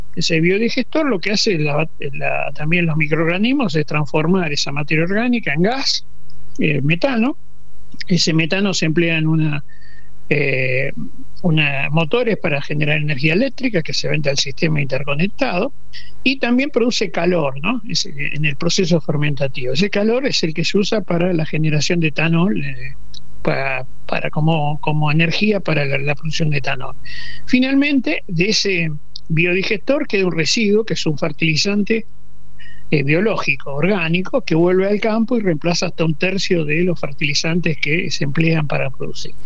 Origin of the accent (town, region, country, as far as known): Argentina